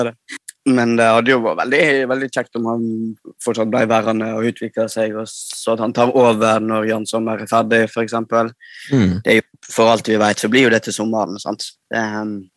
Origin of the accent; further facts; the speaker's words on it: Førde, Vestland, Norway; now in Bergen, Norway; jeg er vestlending